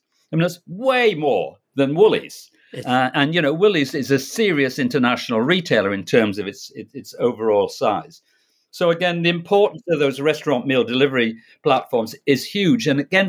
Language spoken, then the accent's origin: English; Canada; I'm Canadian as well as being a Brit.